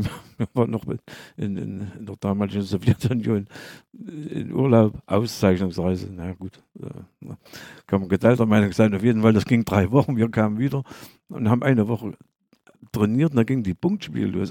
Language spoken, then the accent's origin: German; Bad Lobenstein, Thuringia, Germany; moved away as an adult; also born or lived in Aue / Gera; ich als Lobensteiner, als Thüringer im Erzgebirge.